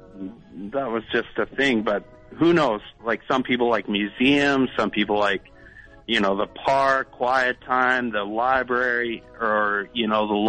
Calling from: Vancouver, British Columbia, Canada; Well, I'm in Vancouver.

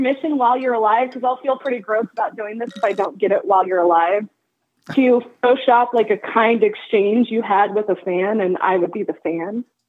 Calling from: Kansas City, Kansas, United States; Kansas City area.

